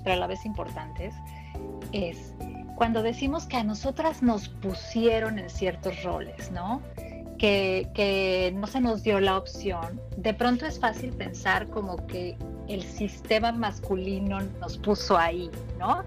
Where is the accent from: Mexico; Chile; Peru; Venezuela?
Mexico; yo que soy mexicana de ahí lo, vivo